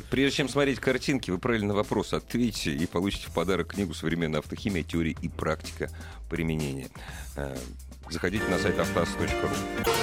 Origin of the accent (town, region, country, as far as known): Moscow, Russia